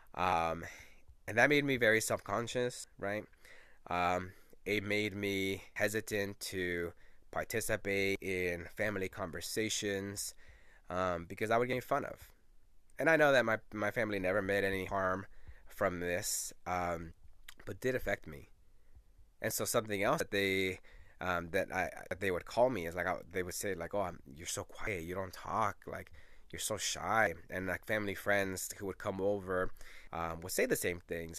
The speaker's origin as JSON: {"language": "English", "town": "Portland", "region": "Oregon", "country": "United States", "tie": "born or raised there", "also_born_or_lived": "Los Angeles, California / El Salvador (family)", "first_language": "Spanish", "second_language": "English", "said": "born in Los Angeles, but I've spent most of my time in, in Portland, Oregon"}